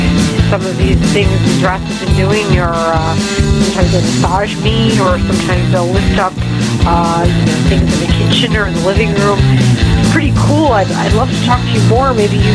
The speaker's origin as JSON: {"language": "English", "region": "Utah", "country": "United States", "said": "I'm from Utah."}